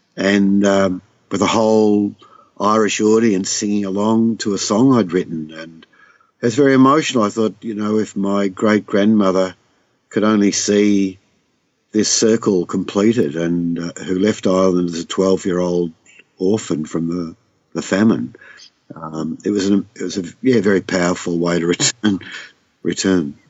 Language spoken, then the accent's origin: English; Southwest Victoria, Australia; I'm from Southwest Victoria